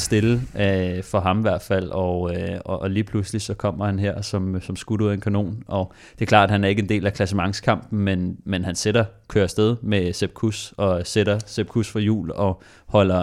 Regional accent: Denmark; fordi vi er danskere

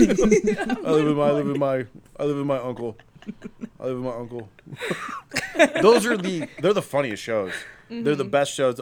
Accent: Akron, Ohio, United States; I'm from Akron.

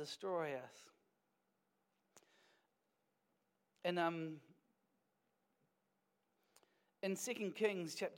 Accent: Wellington, New Zealand; now in Dunedin, New Zealand; I was born in Wellington

